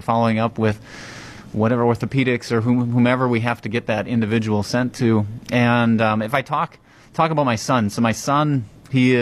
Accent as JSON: {"language": "English", "town": "Random Lake", "region": "Wisconsin", "country": "United States", "tie": "born or raised there", "also_born_or_lived": "Madison, Wisconsin / Chicago, Illinois", "lives_now": "Waupun, United States", "said": "I grew up over in Random Lake in Sheboygan County"}